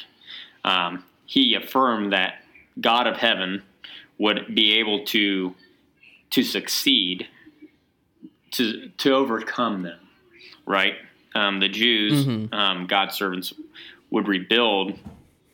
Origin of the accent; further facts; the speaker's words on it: United States; I'm American